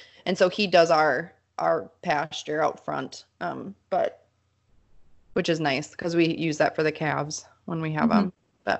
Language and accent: English; Mankato, Minnesota, United States; So I grew up in Mankato, which is like a 60,000 person city town.